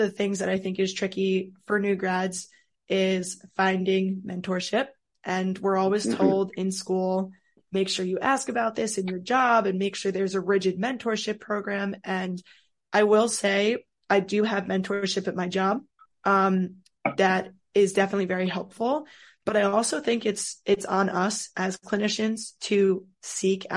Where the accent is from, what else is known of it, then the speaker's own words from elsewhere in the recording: Rockland County, New York, United States; moved away as an adult; also born or lived in Scranton, Pennsylvania; now in Baltimore, United States; So I'm from New York, just outside of New York City in Rockland County